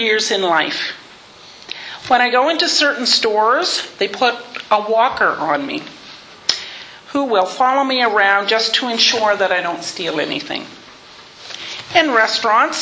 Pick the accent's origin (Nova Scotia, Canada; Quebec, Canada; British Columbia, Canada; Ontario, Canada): Nova Scotia, Canada; Sheffield Mills; also born or lived in Wolfville; raised in a small community called Sheffield Mills